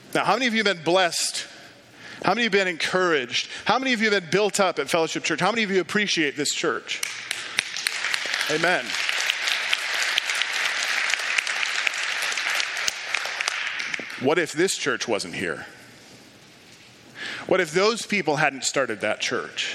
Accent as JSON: {"language": "English", "town": "Ames", "region": "Iowa", "country": "United States", "tie": "born or raised there", "said": "a EFCA church in my hometown in Ames, Iowa."}